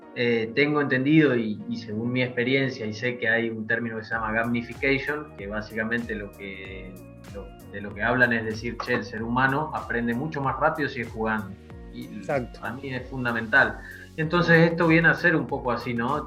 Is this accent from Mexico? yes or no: no; Argentina